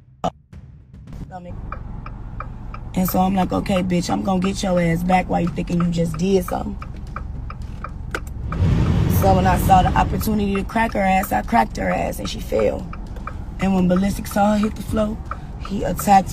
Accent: Chicago, Illinois, United States; I'm from Chicago

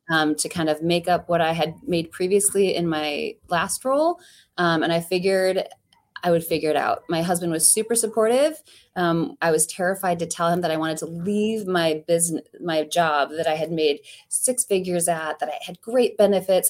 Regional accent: Ohio, United States; now in Saint Louis, United States; When I grew up in Ohio

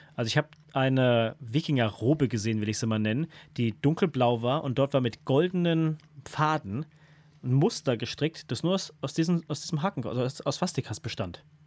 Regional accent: Germany; als Deutscher, als Deutscher

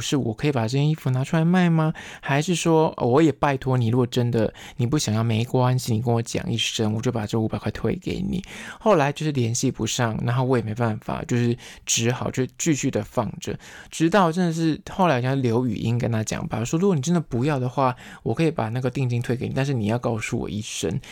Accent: Taiwan; 因为我刚好是闽南人，我会讲台语

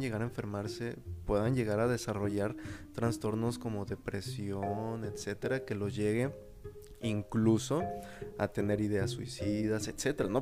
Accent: Mexico; nosotros como mexicanos

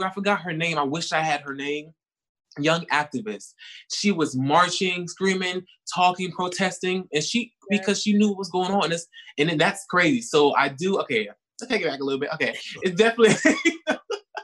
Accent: Newark, New Jersey, United States; also born or lived in Atlanta, Georgia; now in Los Angeles, United States; I'm from Newark, New Jersey, and I also live in Atlanta. I moved to LA from Atlanta.

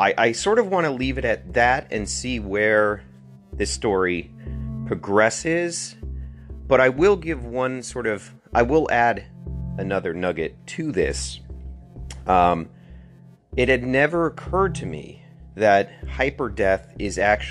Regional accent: Connecticut, United States; my home state of Connecticut.

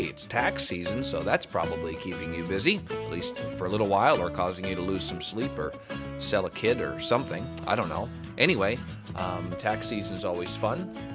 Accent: the South, United States

